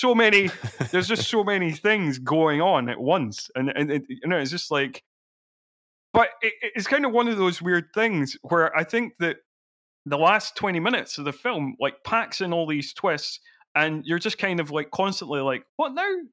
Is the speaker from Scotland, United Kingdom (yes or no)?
yes; Edinburgh, Scotland, United Kingdom; I grew up in Edinburgh, so I was always going to fringe shows